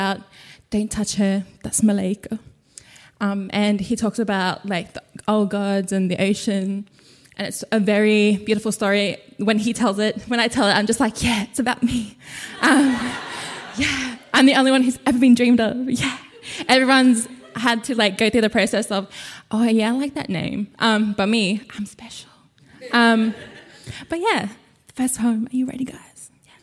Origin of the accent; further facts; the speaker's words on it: Torres Strait, Queensland, Australia; English is a second language; moved away; also born or lived in Brisbane / Murray Island; I am from Brisbane. I grew up in the Torres Strait. I am, again, from Murray Island.